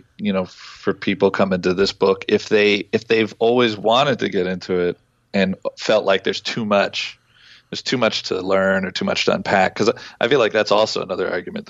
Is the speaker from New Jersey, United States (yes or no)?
yes; New Jersey, United States; I grew up in New Jersey, you know, when I was going to high school